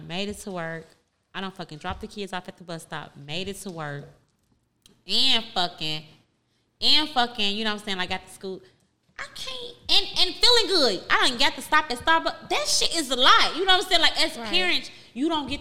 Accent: Gary, Indiana, United States; I'm from Gary, Indiana

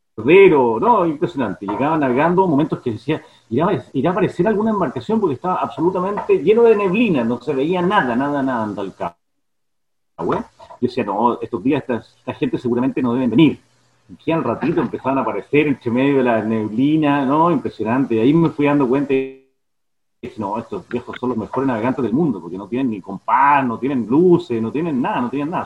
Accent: Santiago, Santiago Metropolitan Region, Chile; moved away as an adult; now in Yaguepe, Chile; yo soy oriundo de Santiago Santiago, nací allá, pero desde muy chico, siempre viniendo al

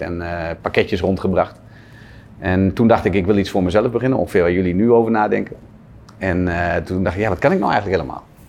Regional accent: Zwolle, Overijssel, Netherlands; in Zwolle, waar ik vandaan kom

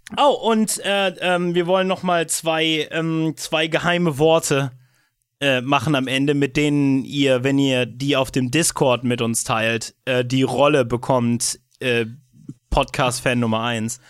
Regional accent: Brandenburg, Germany; mein Heimat- und Bundesland

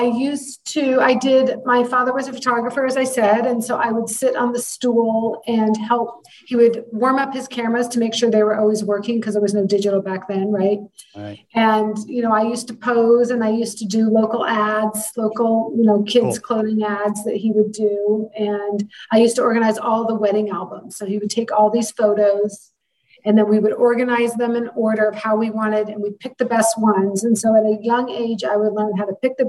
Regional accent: San Francisco, California, United States; I had moved home. I'm from San Francisco. I'm from the Bay Area.

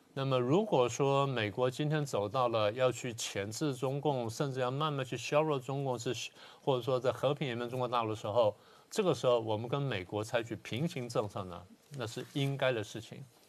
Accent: Taiwan; 作为台湾人

